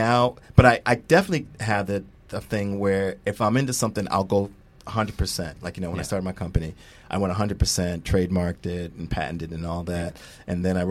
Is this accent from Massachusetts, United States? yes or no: yes; Springfield, Massachusetts, United States; also born or lived in Boston; my hometown, Springfield, Massachusetts